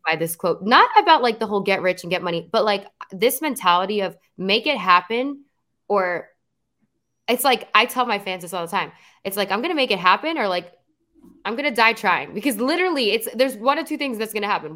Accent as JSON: {"language": "English", "region": "New Jersey", "country": "United States", "tie": "born or raised there", "moved": "as an adult", "lives_now": "Los Angeles, United States", "said": "I grew up in New Jersey, born and raised"}